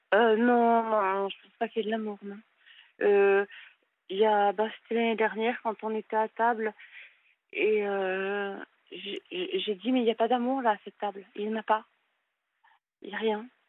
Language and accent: French; Paris, Île-de-France, France; moved away; je suis du nord, euh, je suis de Paris